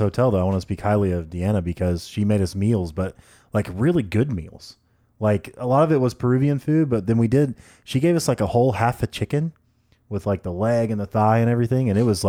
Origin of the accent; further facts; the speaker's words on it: United Kingdom; And I was like, oh, you know, I'm from England, obviously, just joking around with them.